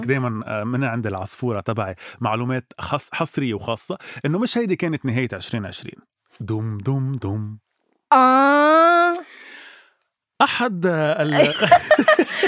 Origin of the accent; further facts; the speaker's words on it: Lebanon; نحن كشعب لبناني وعربي